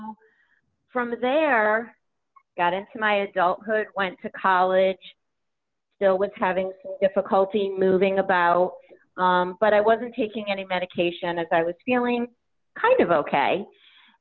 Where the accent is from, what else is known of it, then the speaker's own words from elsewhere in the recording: Connecticut, United States; I'm from Connecticut.